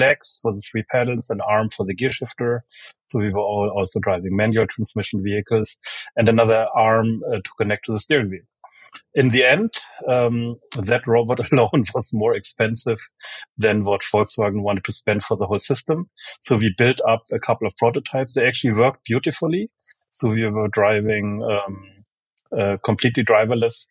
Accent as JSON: {"language": "English", "country": "Germany", "tie": "born or raised there", "also_born_or_lived": "United States", "moved": "yes", "said": "I was born in Germany, grew up in Germany and in the US, went to both high school and college, both in Germany and in the US"}